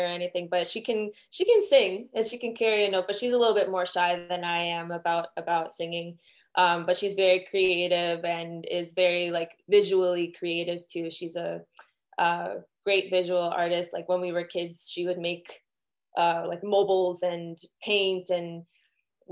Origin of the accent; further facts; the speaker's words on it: Miami, Florida, United States; I'm from Miami, Florida, born and raised in Miami